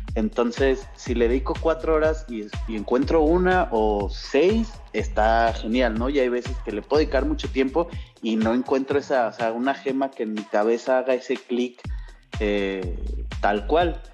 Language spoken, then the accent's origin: Spanish; Mexico; soy mexa